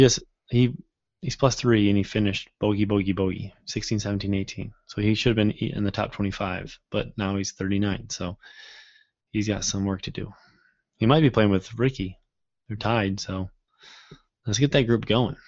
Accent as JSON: {"language": "English", "region": "Midwest", "country": "United States", "tie": "born or raised there", "said": "growing up in the Midwest"}